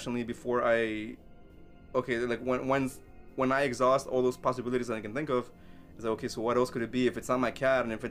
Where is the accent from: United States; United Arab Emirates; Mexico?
Mexico; moved away; I grew up in Mexico